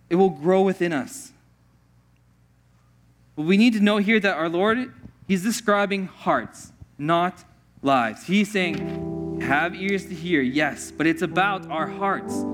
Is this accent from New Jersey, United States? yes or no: no; Pittsburgh, Pennsylvania, United States; Growing up in Pittsburgh, there's this town called Oakmont called Oakmont because of all the oak trees.